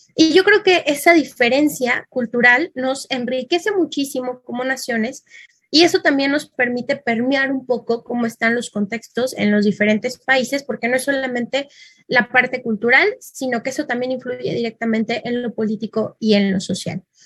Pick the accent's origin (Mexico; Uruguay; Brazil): Mexico; mi bellísimo país, que está marcado en verde, México